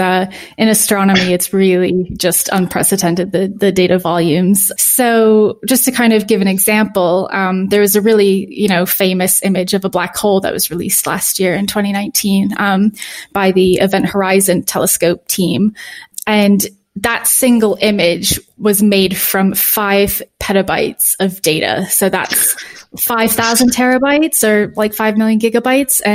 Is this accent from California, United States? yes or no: no; New Hampshire, United States; moved away as an adult; also born or lived in Tennessee; I'm from New Hampshire, actually. So New England